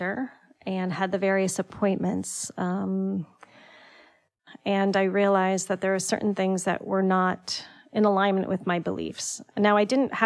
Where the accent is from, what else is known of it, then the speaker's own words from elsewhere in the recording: Greenwich, Connecticut, United States; also born or lived in New York; I grew up in Greenwich, and I went to school in New York